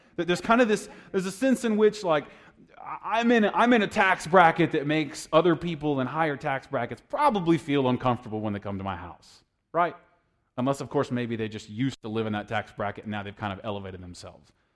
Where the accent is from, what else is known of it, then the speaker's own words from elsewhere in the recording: United States; I'm an American